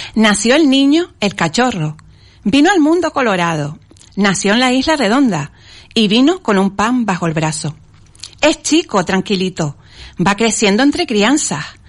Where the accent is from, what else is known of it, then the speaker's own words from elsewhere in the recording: Las Palmas de Gran Canaria, Canary Islands, Spain; En Las Palmas de Gran Canaria, concretamente en el barrio de Chamán